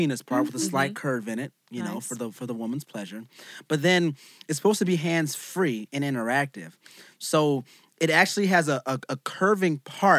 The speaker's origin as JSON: {"language": "English", "country": "United States", "said": "I'm an American."}